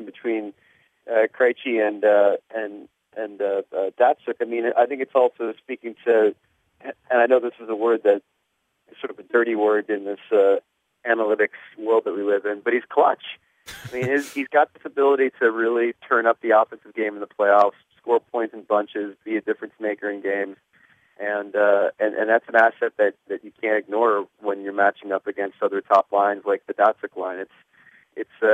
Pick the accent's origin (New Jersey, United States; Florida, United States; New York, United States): New Jersey, United States; growing up in Jersey